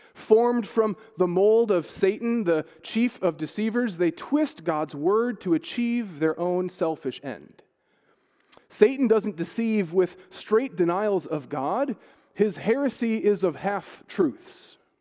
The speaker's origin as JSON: {"language": "English", "country": "United States", "moved": "yes", "lives_now": "Ireland", "said": "as an American blow-in"}